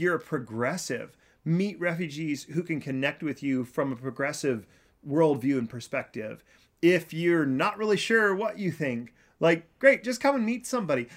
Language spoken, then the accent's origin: English; Kansas, United States; I am from Kansas